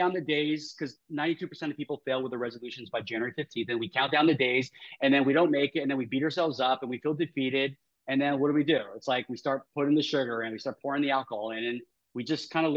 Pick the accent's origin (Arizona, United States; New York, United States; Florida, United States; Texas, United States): New York, United States; I talk fast because I'm from New York